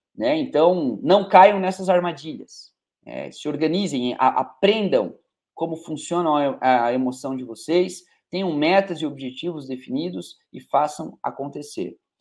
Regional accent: Curitiba, Paraná, Brazil; moved away as an adult; now in Teófilo Otoni, Brazil; Minha terra natal é Curitiba, eu sou de Curitiba

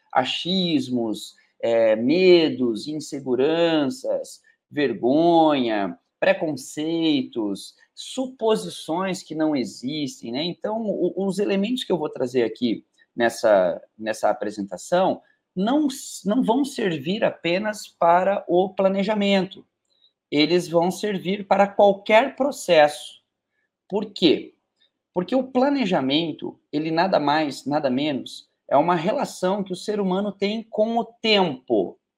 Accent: Teófilo Otoni, Minas Gerais, Brazil; Sou aqui de Teófilo Otoni, Nordeste de Minas, quase Bahia

